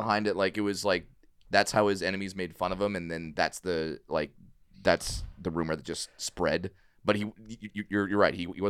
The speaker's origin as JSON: {"language": "English", "area": "Orange County", "region": "California", "country": "United States", "tie": "born or raised there", "said": "I grew up in Orange County"}